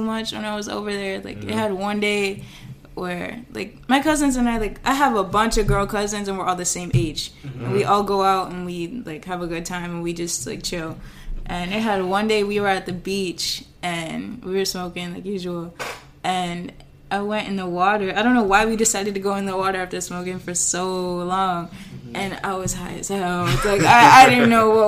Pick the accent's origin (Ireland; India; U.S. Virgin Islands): U.S. Virgin Islands; moved away; I'm from St. Thomas, so I go back there in the summers and I reconnect with my family and my friends